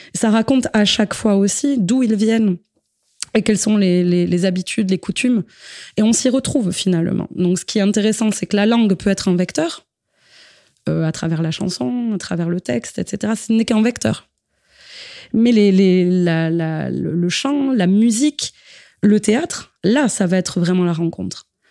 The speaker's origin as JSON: {"language": "French", "area": "Basque Country", "region": "Nouvelle-Aquitaine", "country": "France", "said": "on est issus du Pays basque"}